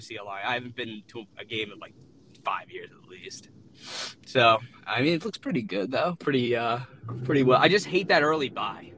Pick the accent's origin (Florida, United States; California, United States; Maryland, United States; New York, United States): New York, United States; I'm from New York